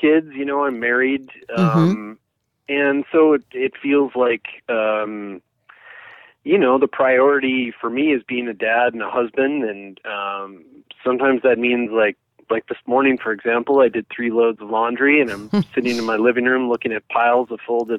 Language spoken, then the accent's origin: English; Eau Claire, Wisconsin, United States; I grew up in Eau Claire